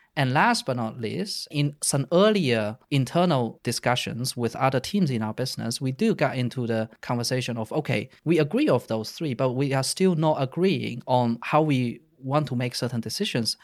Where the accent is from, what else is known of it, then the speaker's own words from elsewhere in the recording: China; moved away as an adult; also born or lived in Netherlands; I grew up in China. I stayed in China until I was nineteen, and then I went to the Netherlands to study in university